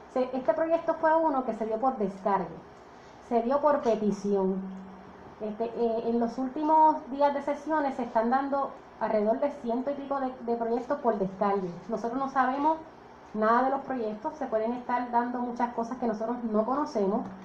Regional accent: Dorado, Puerto Rico; el pueblo de Dorado, mi pueblo natal Dorado.

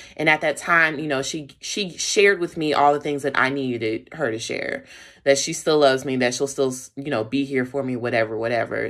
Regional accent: Charlotte, North Carolina, United States; I was raised in Charlotte, North Carolina

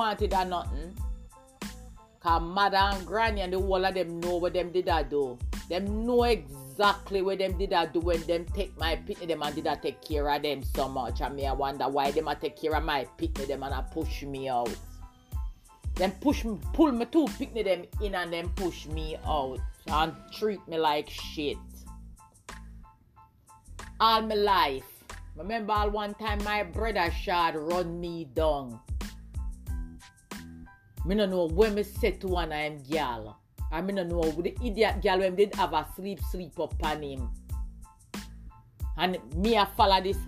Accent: Jamaica; also born or lived in England; I'm half Jamaican and half English.

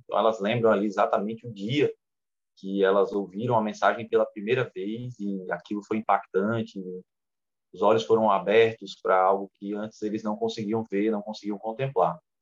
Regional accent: Boa Vista, Roraima, Brazil; also born or lived in Rio Grande do Norte; now in Parnamirim, Brazil; a segunda igreja presbiteriana de Boa Vista, Roraima, que foi onde eu nasci, eu nasci lá em Roraima, moro no Rio Grande do Norte há muitos anos, mas nasci em Roraima.

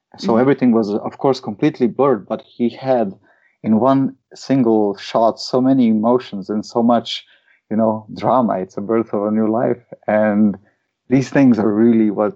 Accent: Slovenia; My hometown used to be a partner of the capital of culture or something like that, which was Maribor, the second biggest city in Slovenia

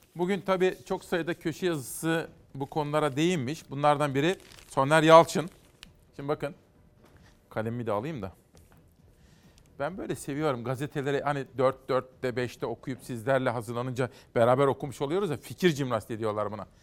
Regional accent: Kütahya, Turkey; ben bir Kütahyalıyım

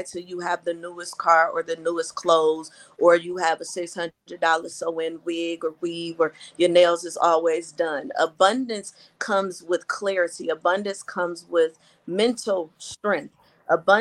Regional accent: Madison, Mississippi, United States; now in Michigan, United States; I was raised in Madison, Mississippi, outside of Jackson, Mississippi

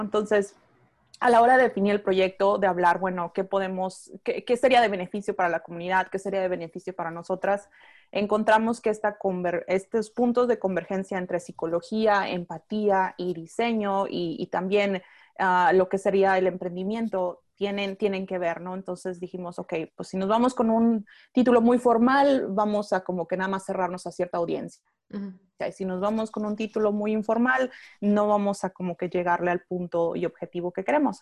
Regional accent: Tijuana, Baja California, Mexico; moved away as an adult; now in Austin, United States; soy originaria de Tijuana y ahorita vivo en Austin, Texas

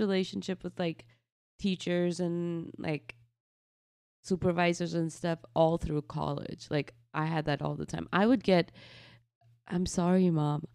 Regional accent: Faridabad, Haryana, India; also born or lived in New Delhi; now in United States; we moved to a city called Faridabad, which is about an hour, uh, from New Delhi. Um, and this is basically where I grew up

